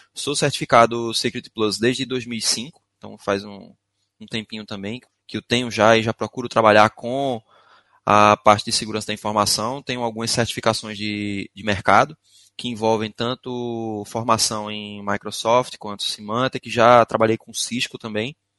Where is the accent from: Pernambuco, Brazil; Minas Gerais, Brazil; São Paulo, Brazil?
Pernambuco, Brazil; Recife; accent: arrastado; first language Portuguese; eu sou de Recife, moro em Recife, Pernambuco. Por isso, alguns de vocês devem até estranhar o meu sotaque, é arrastado mesmo